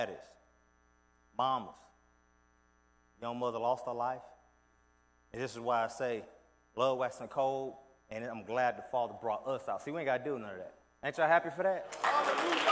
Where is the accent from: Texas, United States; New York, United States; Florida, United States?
Texas, United States; Houston; moved away; I keep up with current affairs back where I'm from. I'm from Houston, Texas, east of that.